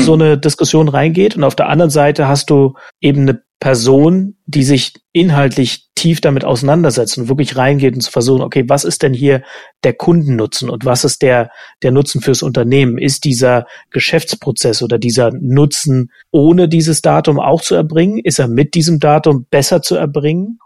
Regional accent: East Germany, Germany; als Ossi

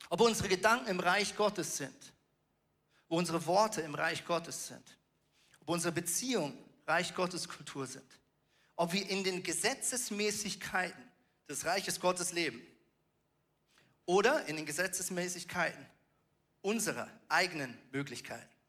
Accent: Germany; born there; ich bin ja von der Staatsbürgerschaft her ein Schweizer, ich bin in Deutschland geboren

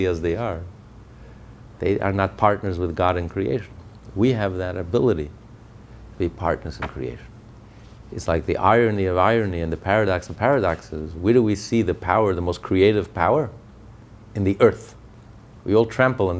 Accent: United States; I'm an American

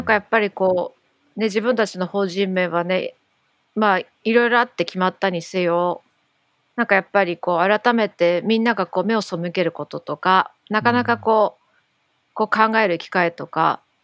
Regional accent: Tokyo, Japan; どっちもやっぱ東京出身だから

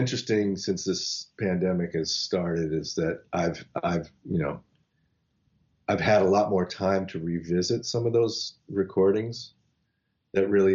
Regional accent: Los Angeles, California, United States; I grew up in Los Angeles at a time when everybody was listening to whatever was happening in the late 70s

